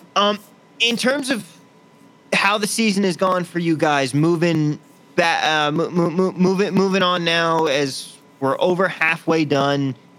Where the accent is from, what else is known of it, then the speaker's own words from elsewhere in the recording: San Jose, California, United States; now in Las Vegas, United States; my hometown in uh, Cal- in San Jose, California